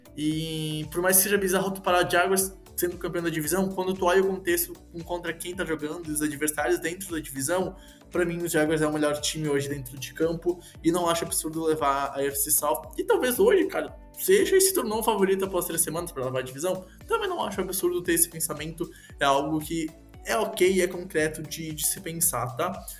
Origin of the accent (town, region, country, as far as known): Rio Grande do Sul, Brazil; accent: gaúcho